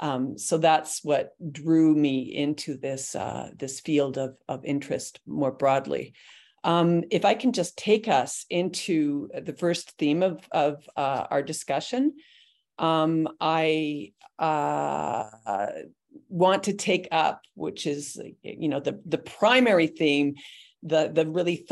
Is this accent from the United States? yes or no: no; Canada; I grew up here in Canada